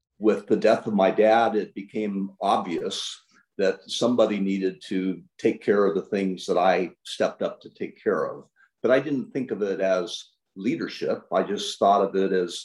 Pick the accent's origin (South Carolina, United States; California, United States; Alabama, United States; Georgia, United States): California, United States; Imperial Valley; also born or lived in Santa Ana, California / Anaheim, California; I was born in Santa Ana, California, which is a town right next to Anaheim, California. So, you know, right near Disneyland before it opened. And then we moved down to the Imperial Valley